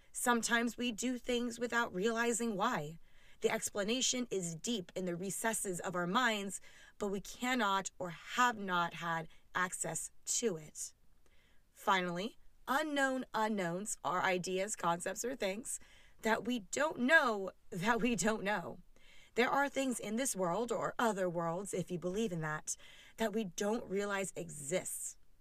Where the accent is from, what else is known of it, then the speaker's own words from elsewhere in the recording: California, United States; as a Californian